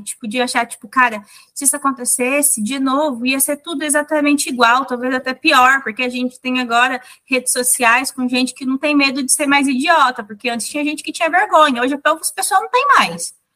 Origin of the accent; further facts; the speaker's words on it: Mato Grosso do Sul, Brazil; Mas eu sou do Mato Grosso do Sul, que é um estado, tipo, bem pequeno, rural